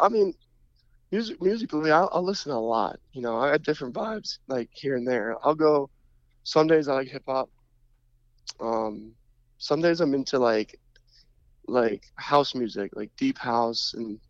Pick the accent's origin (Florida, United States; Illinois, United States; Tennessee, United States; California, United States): Florida, United States; No doubt. That's my hometown.